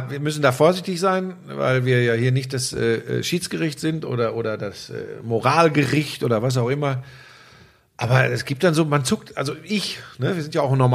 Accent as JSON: {"language": "German", "region": "North Rhine-Westphalia", "country": "Germany", "said": "ich komme ja aus der Ecke, ich komme ja aus dem Ruhrgebiet."}